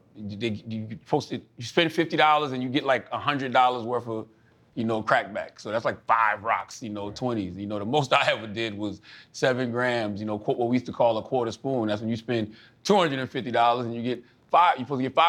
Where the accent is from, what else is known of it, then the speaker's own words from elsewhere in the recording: Moncks Corner, South Carolina, United States; Charleston, South Carolina, which is 30 minutes from my hometown, I was just talking like we talked in Monk's Corner